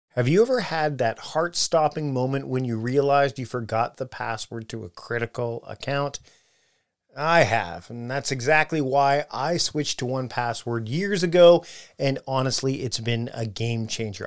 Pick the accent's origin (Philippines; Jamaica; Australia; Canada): Canada; I'm his Canadian cousin